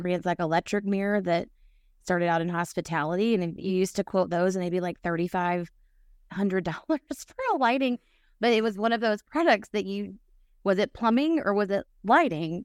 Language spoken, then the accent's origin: English; Nashville, Tennessee, United States; moved away as an adult; also born or lived in Atlanta; I am from Nashville